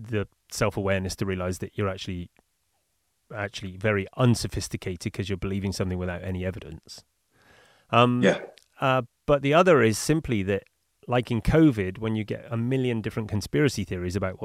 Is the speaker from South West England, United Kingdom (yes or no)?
yes; Bristol, South West England, United Kingdom; now in Bali, Indonesia; I'm flying in from Bali to the UK for it, back to my hometown of Bristol